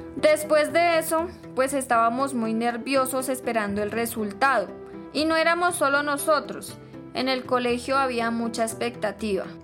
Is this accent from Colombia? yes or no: yes; Caquetá, Colombia; Venimos de Colombia, del Caquetá